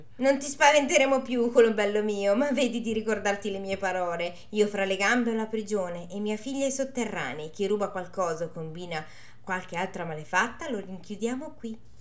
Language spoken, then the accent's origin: Italian; Milan, Lombardy, Italy; sono di Milano.